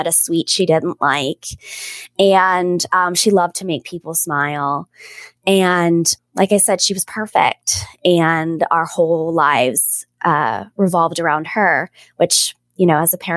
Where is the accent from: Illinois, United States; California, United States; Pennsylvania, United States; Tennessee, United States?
Pennsylvania, United States; Pittsburgh; also born or lived in Washington, D.C.; My husband and I are both born and raised in the South Hills of Pittsburgh.